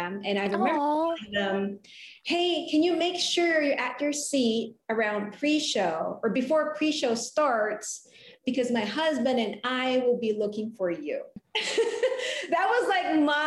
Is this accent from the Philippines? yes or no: yes; Philippines; moved away; I was born and raised in the Philippines